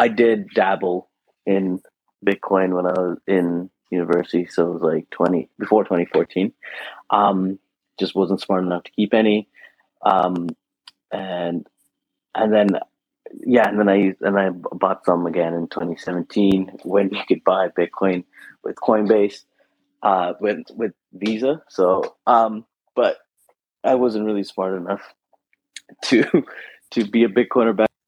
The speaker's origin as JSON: {"language": "English", "country": "Canada", "tie": "born or raised there", "also_born_or_lived": "Sri Lanka", "said": "I was born in Sri Lanka. I was 8 when I left. And I'm in Canada now"}